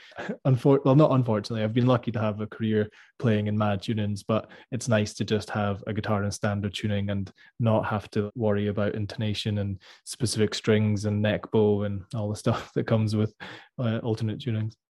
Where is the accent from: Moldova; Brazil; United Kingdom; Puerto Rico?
United Kingdom; Scotland